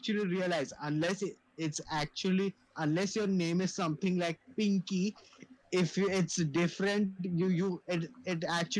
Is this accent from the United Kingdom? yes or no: no; India; I mean, as an Indian